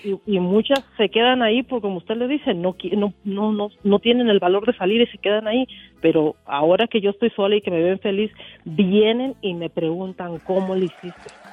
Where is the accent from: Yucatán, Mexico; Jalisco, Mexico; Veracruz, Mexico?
Jalisco, Mexico; now in Albuquerque, United States; yo soy de Jalisco